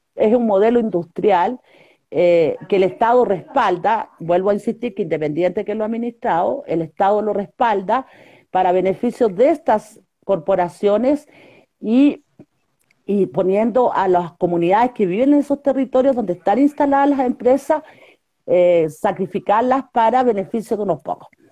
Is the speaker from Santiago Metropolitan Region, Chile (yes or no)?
no; Huasco Valley / Elqui Valley, Atacama, Chile; born or raised there; now in Cajón del Maipo, Chile